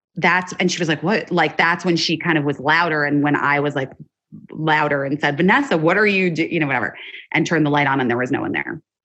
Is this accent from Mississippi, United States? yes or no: no; Arizona, United States; moved away as an adult; now in Los Angeles, United States; I grew up in Arizona and then I moved here when I was 18 for college